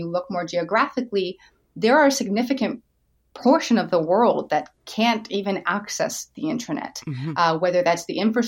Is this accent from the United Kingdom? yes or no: no; Canada; as a Canadian would